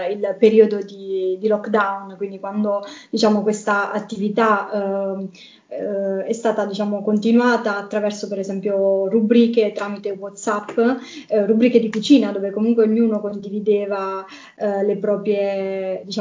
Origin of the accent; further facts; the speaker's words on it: Basilicata, Italy; now in Rome, Italy; io non sono di Roma sono diciamo della Basilicata, quindi anche per dare quel tocco in più del, diciamo, della mia terra